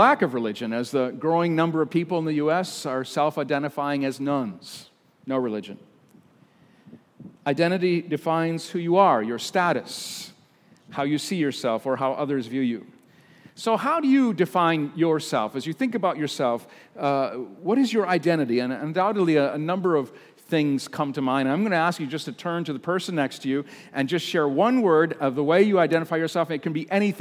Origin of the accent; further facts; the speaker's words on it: United States; I'm an American